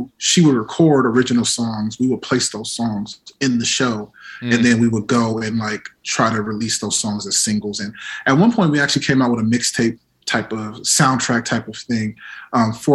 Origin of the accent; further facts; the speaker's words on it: Las Vegas, Nevada, United States; moved away; I'm from Vegas originally